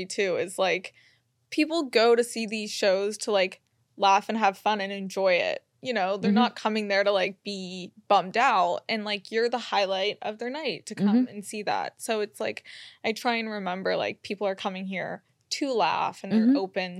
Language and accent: English; Florida, United States; But don't worry, I'm from Florida.